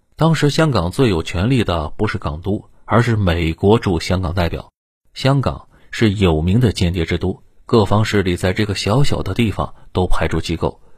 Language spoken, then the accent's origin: Chinese; China; 作为内地人